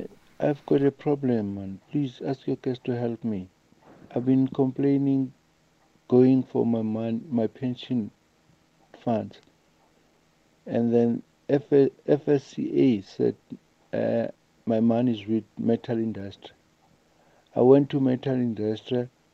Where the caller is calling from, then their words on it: Soweto, Gauteng, South Africa; from Soweto.